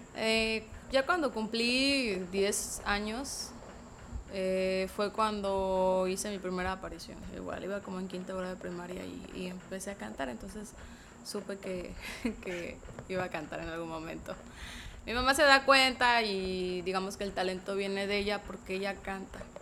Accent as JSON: {"language": "Spanish", "town": "San Jerónimo", "region": "Guerrero", "country": "Mexico", "tie": "born or raised there", "said": "soy nativa de ahí, pero pues era no muy conocida por el pueblo"}